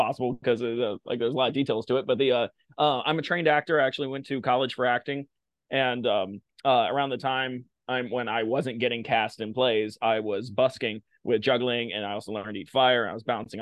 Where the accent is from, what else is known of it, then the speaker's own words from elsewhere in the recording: Blacksburg, Virginia, United States; I grew up in Blacksburg, Virginia